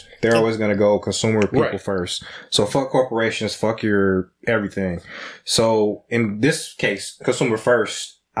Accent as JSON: {"language": "English", "country": "United States", "said": "We're all American"}